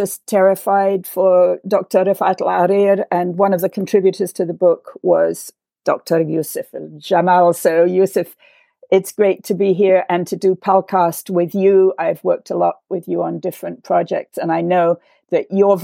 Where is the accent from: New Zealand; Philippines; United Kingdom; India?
United Kingdom; England; also born or lived in Beirut; now in Washington, D.C., United States; I grew up in England at the time of the decay of the British Empire